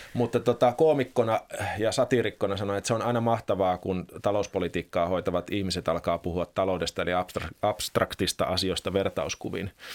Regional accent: Finland; also born or lived in Belgium; me suomalaiset

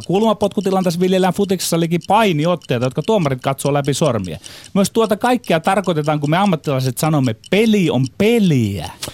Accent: Ostrobothnia, Finland; Meillä Pohjanmaalla hulluus asuu meissä miehissä, viisaus naisissa

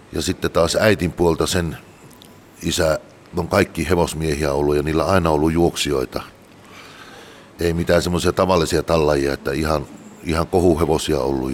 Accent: Tuupovaara, North Karelia, Finland; also born or lived in Joensuu / Mikkeli / Espoo / Jyväskylä; now in Laukaa, Finland; Pohjois-Karjalasta olen kotoisin Tuupovaara Öllölästä. Sen jälkeen asuttiin vähän aikaa Joisuussa ja siitä Mikkeli maalaiskuntaa

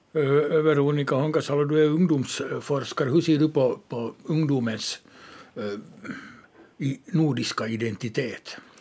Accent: Ostrobothnia, Finland; jag är uppvuxen i Österbotten

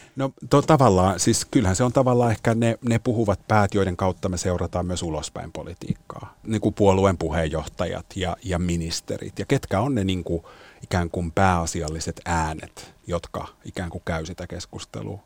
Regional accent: Helsinki, Uusimaa, Finland; Suomessa kasvana

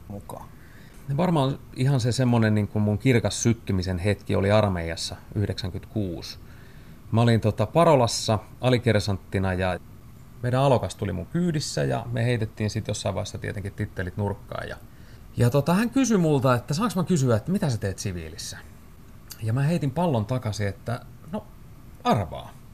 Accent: Tampere, Pirkanmaa, Finland; moved away as an adult; also born or lived in Lahti; muutin pois Tampereelta ja pois niiltä niin kuin tutuista kaveriporukoista ja pois vanhempien suojista

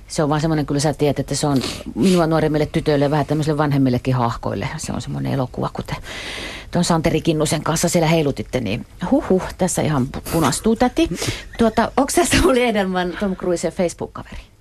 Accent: Ostrobothnia, Finland; mä oon Pohjanmaalta

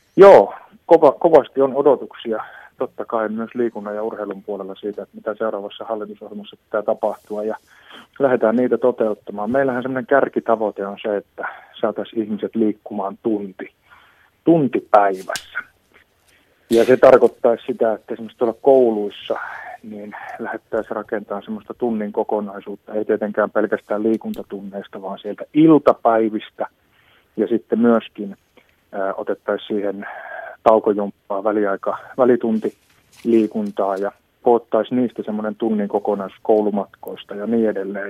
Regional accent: Kokkola, Central Ostrobothnia, Finland; kun on pikkupoika Kokkolassa. Siinä on siis se korkeita kerrostaloja 15, mistä mä oon kotoisin

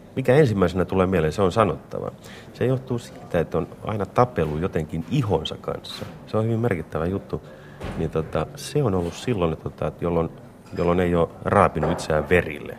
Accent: Vampula, Southwest Finland, Finland; Punolan kylästä, josta mä oon kotoisin

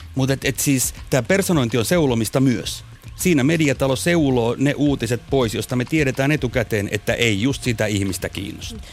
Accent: Kotka, Kymenlaakso, Finland; mä oon Kotkasta kotoisin

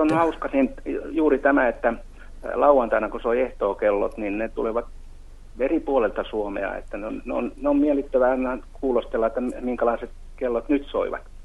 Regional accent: Mäntsälä, Uusimaa, Finland; moved away; Semmoinen paikka kuin Mäntsälän ah-, Ohkolan Arolan kylä, semmoinen kuin Jyvälän kulma, joka on hyvin semmoista alavaa maata. Ja siellä muistaakseni lapsuudessa

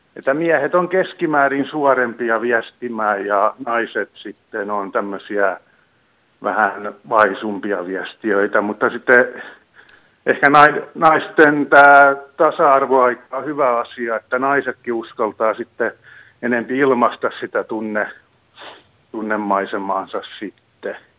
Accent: Tampere, Pirkanmaa, Finland; now in Oulu, Finland; mä oon kotoisin tuolta Pirkanmaan suunnalta Tampereen seudulta

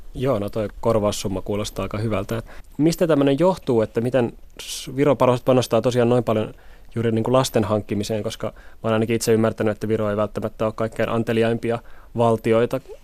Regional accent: Helsinki, Uusimaa, Finland; Itse on kolmekymppinen helsinkiläinen

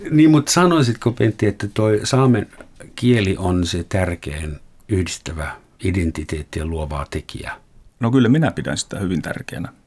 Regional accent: Germany; now in Finland; minä olen Saksasta Suomeen muuttunut. Olenko minä etninen?

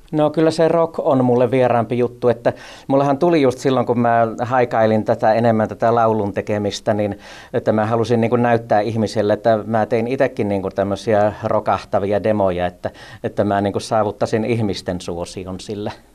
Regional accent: Laukaa, Central Finland, Finland; kun me muutettiin tuolta Lankamaalta tuonne Laukaaseen isoon kouluun

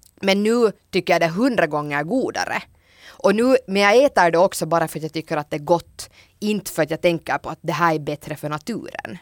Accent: Hanko, Uusimaa, Finland; jag kommer ju själv från Hange

